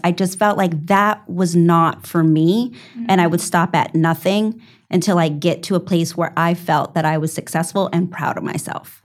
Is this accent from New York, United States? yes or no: yes; New York, United States; I'm a New Yorker